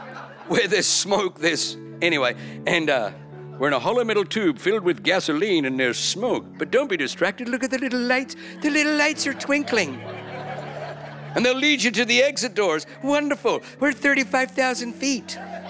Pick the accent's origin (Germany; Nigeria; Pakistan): Germany; born there; I know, I was born in Germany.